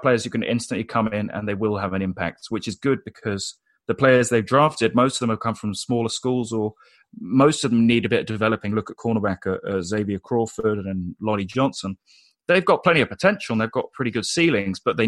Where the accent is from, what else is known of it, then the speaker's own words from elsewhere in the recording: United Kingdom; a British guy